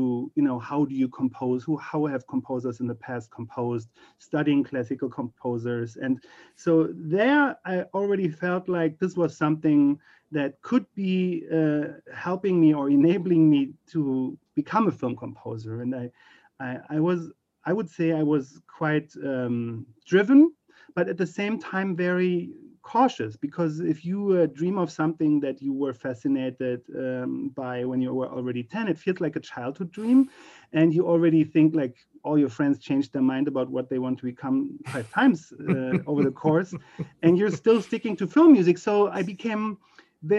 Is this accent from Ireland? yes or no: no; Berlin, Germany; moved away as an adult; now in United States; I grew up in Berlin, Germany